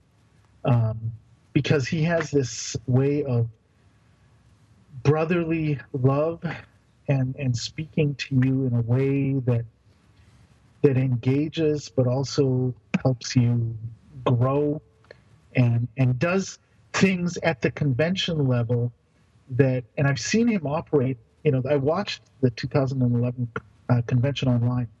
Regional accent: Canada; part of it is being Canadian

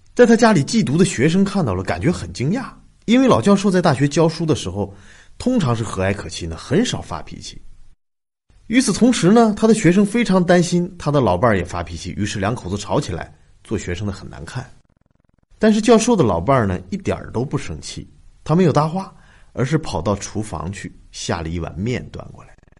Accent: China; 我们中国人常常听说的那句话

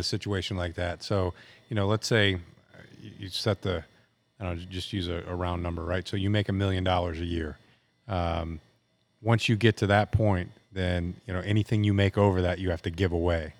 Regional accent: United States; I'm an American. I was born here

